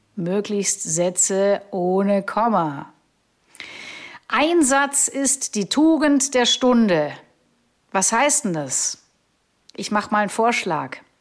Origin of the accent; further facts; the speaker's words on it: Augsburg, Bavaria, Germany; da war ich in Augsburg unterwegs, meiner Heimatstadt